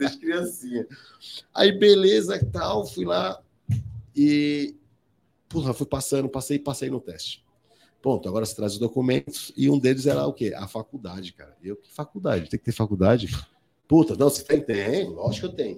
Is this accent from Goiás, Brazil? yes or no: no; São Paulo, Brazil; nasci em São Paulo, né, em São Paulo